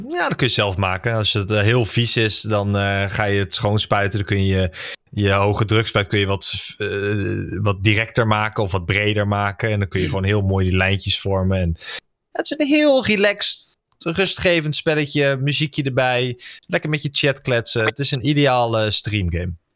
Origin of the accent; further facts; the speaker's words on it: Netherlands; daar ben ik een Nederlander voor